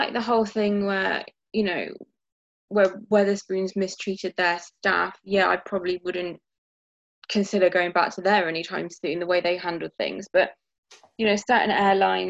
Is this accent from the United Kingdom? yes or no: yes; Bristol, South West England, United Kingdom; also born or lived in Italy; now in Cornwall, United Kingdom; having grown up in England, has been quite a difficult journey. Even in this remote part of England, I grew up in Bristol, we moved to Cornwall